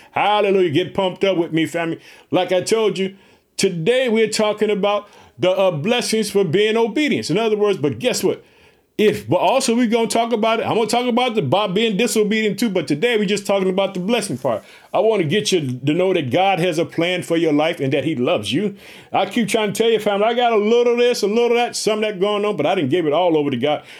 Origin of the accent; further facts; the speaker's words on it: Illinois, United States; also born or lived in Chicago; Illinois, which is my home state. I reside in the city of Chicago, the Jet.